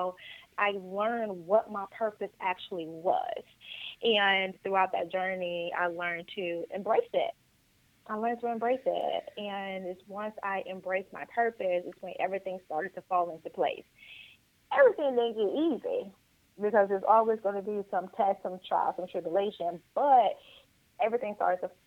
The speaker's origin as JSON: {"language": "English", "town": "Chicago Heights", "region": "Illinois", "country": "United States", "tie": "born or raised there", "also_born_or_lived": "Atlanta, Georgia", "moved": "as an adult", "lives_now": "Houston, United States", "said": "originally from Chicago Heights, Illinois, born and raised, with school at Clark Atlanta University in Atlanta, Georgia."}